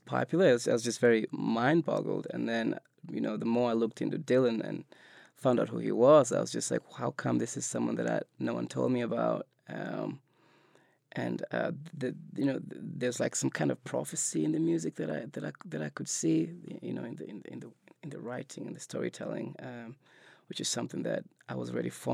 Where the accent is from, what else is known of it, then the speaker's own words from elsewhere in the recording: Nairobi, Kenya; moved away as an adult; now in United States; I grew up in Nairobi in Kenya